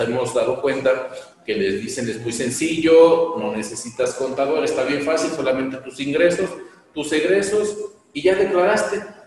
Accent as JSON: {"language": "Spanish", "country": "Mexico", "said": "como mexicanos"}